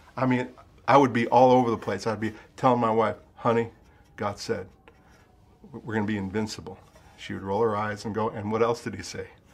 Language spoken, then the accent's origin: English; United States; now in Ashford, United Kingdom; I'm an American